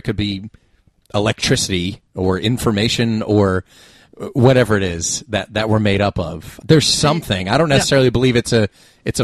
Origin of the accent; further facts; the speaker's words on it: United States; growing up in America